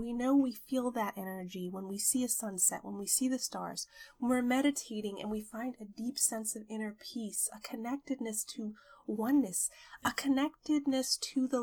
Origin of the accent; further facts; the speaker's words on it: New York, United States; moved away; I visited New York, my hometown